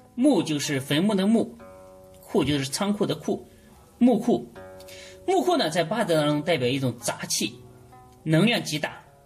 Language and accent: Chinese; China; 我们中国人